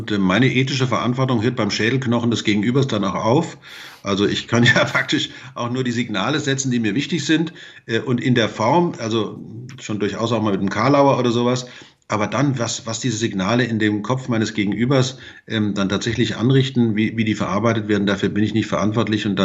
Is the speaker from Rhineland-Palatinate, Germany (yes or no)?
no; Hesse, Germany; Aber wenn ich mal dran denke, ich komme aus dem Vogelsberg, da ist der öffentliche Nahverkehr jetzt nicht so gut ausgebaut wie zum Beispiel hier in München oder wie im Rhein-Main-Gebiet.